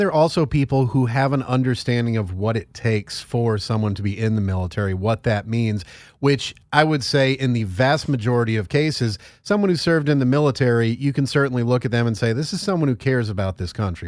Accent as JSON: {"language": "English", "region": "Northeast", "country": "United States", "said": "I'm from the Northeast"}